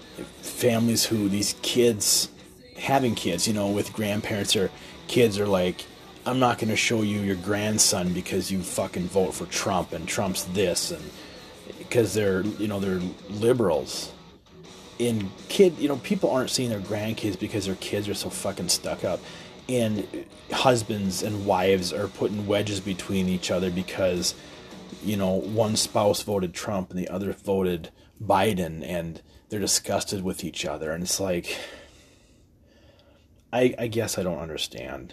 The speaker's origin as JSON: {"language": "English", "country": "United States", "said": "We all, as American citizens"}